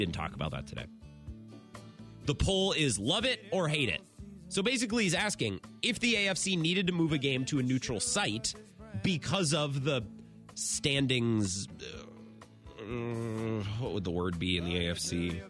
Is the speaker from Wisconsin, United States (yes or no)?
yes; Menominee, Wisconsin, United States; a man who I believe is from my hometown. I think Zach Cruz is from Menominee.